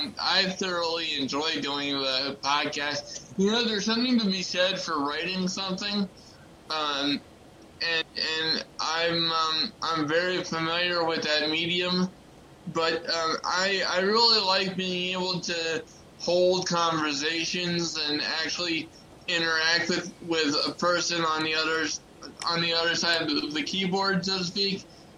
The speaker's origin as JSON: {"language": "English", "region": "Maryland", "country": "United States", "tie": "born or raised there", "said": "And my home state, ladies and gentlemen, is in fourth place with 9%. Why? Come on. What's going on? What the hell, Maryland? Have some loyalty. I've lived here my entire life."}